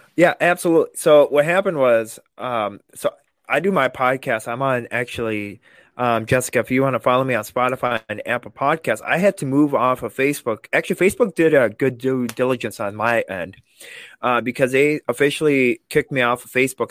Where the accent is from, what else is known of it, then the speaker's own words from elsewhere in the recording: Vladikavkaz, North Ossetia–Alania, Russia; also born or lived in England; now in Madison, United States; I was born in Vladikavkaz, Russia